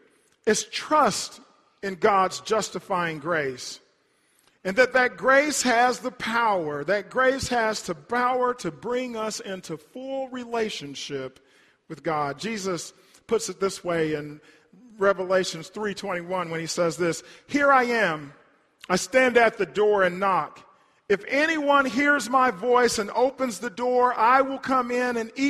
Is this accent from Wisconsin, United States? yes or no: no; Hartshorne, Oklahoma, United States; When I was growing up in Hartshorne, and when we would go to church at Mount Nebo Baptist Church, my childhood, my home church